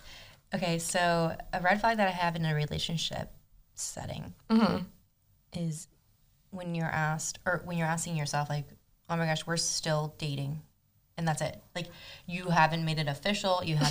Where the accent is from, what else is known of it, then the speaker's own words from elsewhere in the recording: Argentina; moved away; My brother, myself, my mom, and my dad, we were all born in Argentina. My mom grew up in New Jersey, and my dad grew up in Argentina.